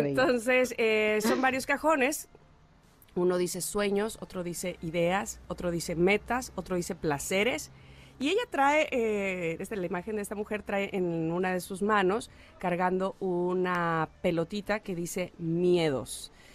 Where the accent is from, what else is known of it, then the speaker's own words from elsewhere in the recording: Veracruz, Mexico; cuando era niña, y miren de dónde soy, soy de Veracruz, y entraba yo al mar